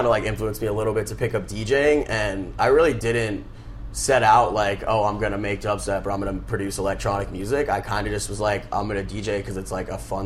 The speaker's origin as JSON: {"language": "English", "town": "Tampa", "region": "Florida", "country": "United States", "tie": "born or raised there", "moved": "as an adult", "lives_now": "Tallahassee, United States", "said": "I'm originally from Tampa. I was born and raised there."}